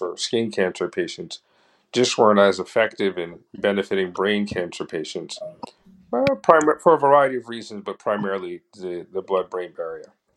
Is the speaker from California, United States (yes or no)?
no; New York City, New York, United States; we grew up in Harlem during the 70s and 80s